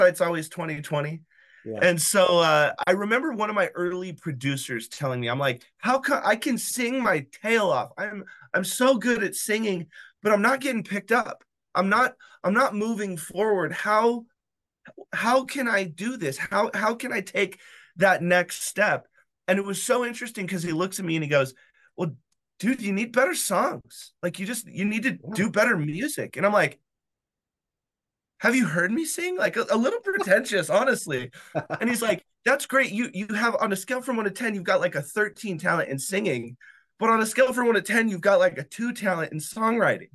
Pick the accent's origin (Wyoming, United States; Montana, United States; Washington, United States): Wyoming, United States; I was born in Wyoming